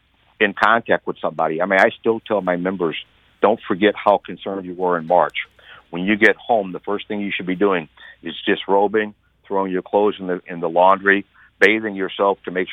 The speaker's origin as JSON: {"language": "English", "town": "St. Louis", "region": "Missouri", "country": "United States", "tie": "born or raised there", "said": "My hometown employers here really were ahead of most employers in the St. Louis area in getting safety precautions up."}